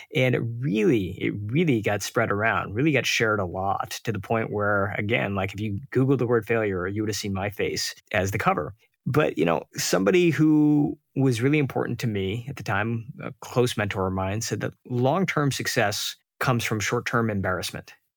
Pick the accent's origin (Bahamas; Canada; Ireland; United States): United States; Detroit, Michigan; I grew up outside of Detroit, but we would take frequent trips to India